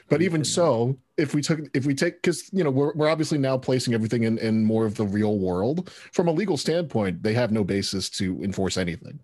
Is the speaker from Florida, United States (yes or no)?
no; New York, United States; as a New Yorker